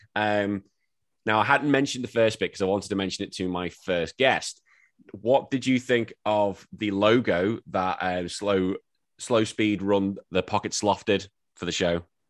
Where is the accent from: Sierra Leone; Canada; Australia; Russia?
Australia; I'm an Aussie